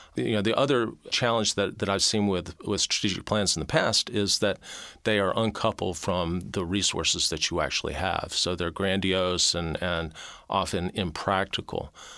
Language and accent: English; Mobile, Alabama, United States; moved away as an adult; also born or lived in Tennessee / Georgia; now in Arkansas, United States; I was born in Mobile, Alabama